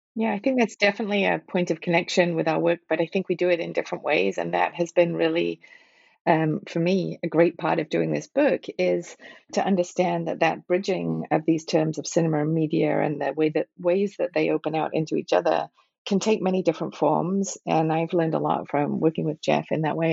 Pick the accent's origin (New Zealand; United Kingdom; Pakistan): United Kingdom; Liverpool, North West England; moved away as an adult; also born or lived in Manchester / Cambridge / Princeton / Rochester; now in Philadelphia, United States; I grew up in Liverpool and Manchester in the UK